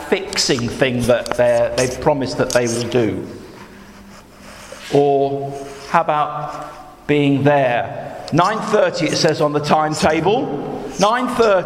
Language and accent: English; United Kingdom; I was born here